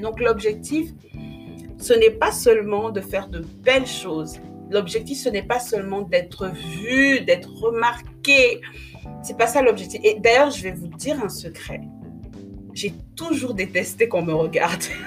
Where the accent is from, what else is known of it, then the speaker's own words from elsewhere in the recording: Republic of the Congo; now in France; je suis née euh, au Congo-Brazzaville. J'y ai grandi quelques années avant de venir en France